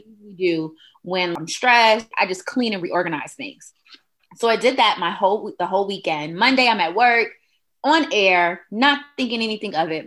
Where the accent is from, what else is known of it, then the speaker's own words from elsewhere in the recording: Detroit, Michigan, United States; moved away as an adult; also born or lived in Huntsville, Alabama; I am originally from Detroit, Michigan, and I ventured on down to Huntsville, Alabama in 2000